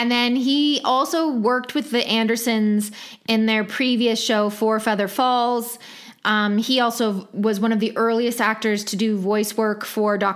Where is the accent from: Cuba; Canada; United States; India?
India; I'm from India and I know how